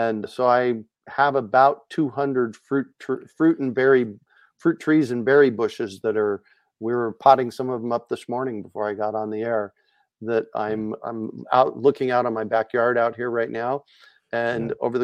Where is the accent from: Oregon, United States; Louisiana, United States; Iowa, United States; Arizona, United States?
Arizona, United States; Phoenix; moved away as an adult; now in Asheville, United States; I grew up in Phoenix